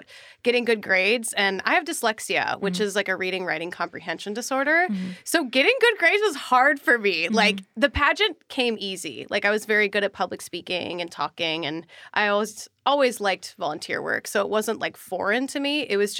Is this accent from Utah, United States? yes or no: no; Minnesota, United States; born or raised there